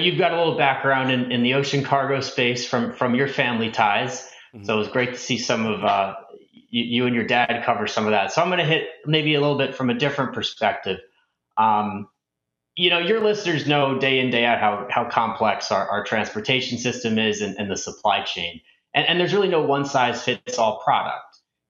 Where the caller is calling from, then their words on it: Westport, Connecticut, United States; I'm coming in from Westport, Connecticut, and Happy to be here today